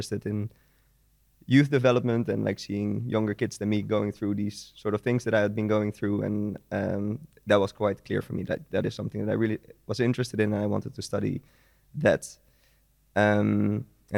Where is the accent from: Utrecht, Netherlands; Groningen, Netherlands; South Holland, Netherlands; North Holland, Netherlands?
Utrecht, Netherlands; Vianen; In the Netherlands, in Vianen. It's a small city near Utrecht.